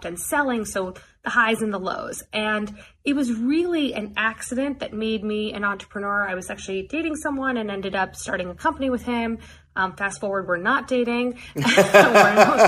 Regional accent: Springfield, Illinois, United States; moved away; also born or lived in New York; So I was born in Springfield, Illinois

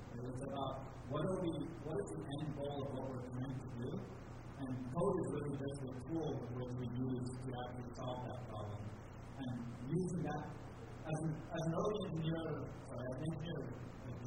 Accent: Japan; moved away as an adult; also born or lived in United States; I was born and raised in Japan, so I did an international school education, and then eventually went to college in the U.S.

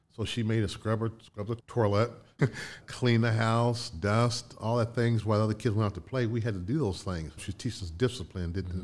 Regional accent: Connersville, Indiana, United States; moved away; also born or lived in Chicago; My hometown growing up, Connersville, was called Little Detroit

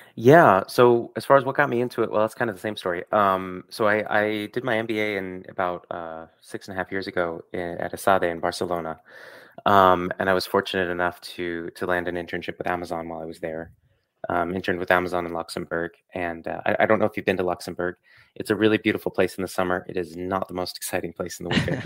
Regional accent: Ithaca, New York, United States; moved away; in my hometown. So, I'm, I'm originally from upstate New York, uh, same city as Cornell University

